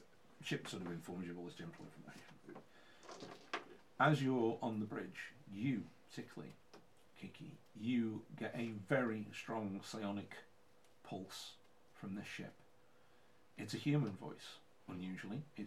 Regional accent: England, United Kingdom; we are English

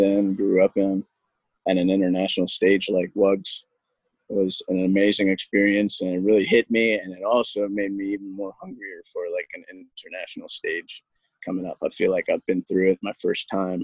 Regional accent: Baltimore, Maryland, United States; moved away as an adult; where I come from Baltimore, and I'm super proud about where I come from.

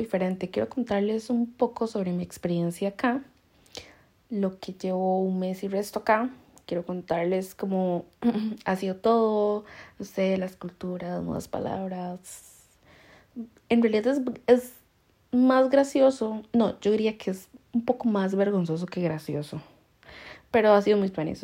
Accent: Costa Rica; now in Spain; nosotros que solo somos lo tico, lo tico y lo más tico

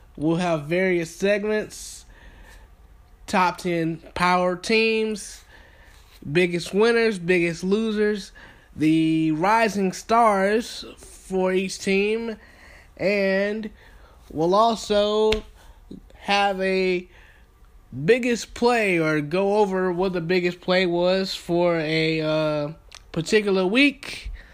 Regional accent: Thomaston, Georgia, United States; moved away as an adult; now in Atlanta, United States; I am from Thomaston, Georgia, born and raised.

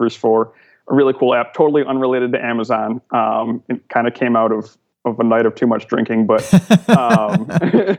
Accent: Cleveland, Ohio, United States; moved away as an adult; now in Austin, United States; I grew up in Cleveland and I came to Austin like a year and a half ago

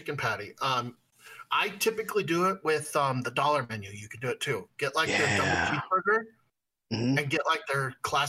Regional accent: West Coast, United States; I'm from the West Coast

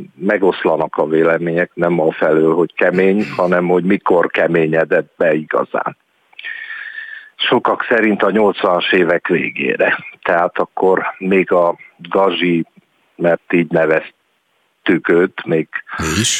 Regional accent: Cluj-Napoca, Cluj County, Romania; moved away; én Kolozsváron születtem, és éltem sokáig

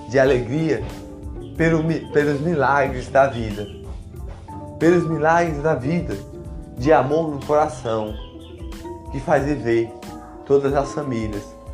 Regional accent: Ceará, Brazil; Como eu disse antes, sou do interior do Ceará.

